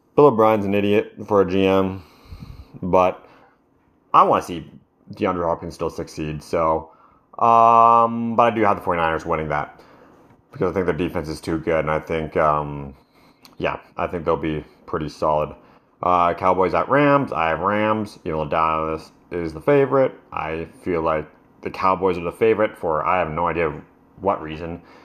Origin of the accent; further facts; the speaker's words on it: Canada; I'm Canadian